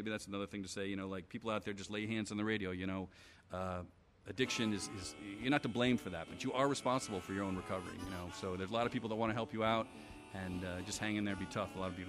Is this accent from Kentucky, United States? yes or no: no; Hawaii, United States; also born or lived in West Point, New York; I was born in West Point, New York. Actually, going back up there to a couple football games with my dad. He's still involved there. He's a West Pointer. And then we moved to Hawaii when I was two.